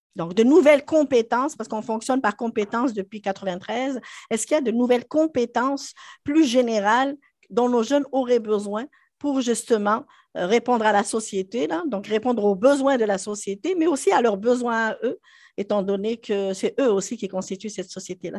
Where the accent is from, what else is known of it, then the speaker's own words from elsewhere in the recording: Algeria; moved away as an adult; also born or lived in France; now in Quebec, Canada; J'avais déjà enseigné autant dans mon pays d'origine, en Algérie euh, qu'en France